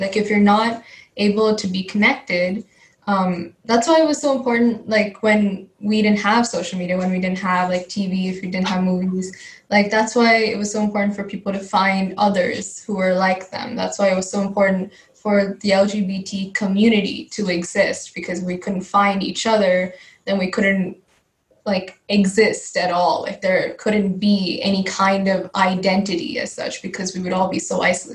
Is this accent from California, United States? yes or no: yes; California, United States; first language Telugu; I also grew up in the US. I grew up in California